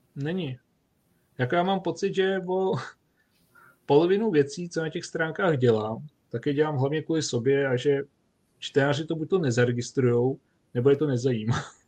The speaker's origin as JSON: {"language": "Czech", "town": "Duchcov", "region": "Ústí nad Labem Region", "country": "Czechia", "said": "u nás v Duchcově v Sokolovně"}